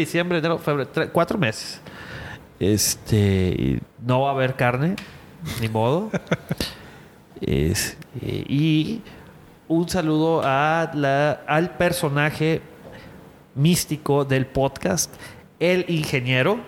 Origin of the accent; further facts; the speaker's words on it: Culiacán, Sinaloa, Mexico; now in Monterrey, Mexico; Sergio y yo somos de Culiacán. Este, bueno, yo tengo ya viviendo que 12 años aquí en Monterrey